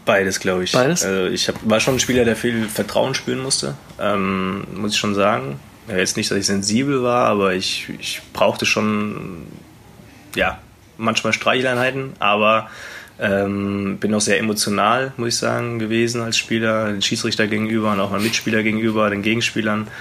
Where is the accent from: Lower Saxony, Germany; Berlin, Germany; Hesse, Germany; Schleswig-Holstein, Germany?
Hesse, Germany; Wetzlar; moved away as an adult; also born or lived in Hamburg / Gummersbach; now in Erlangen, Germany; Also, es ist meine Heimat natürlich. Äh, da bin ich groß geworden in der Jugend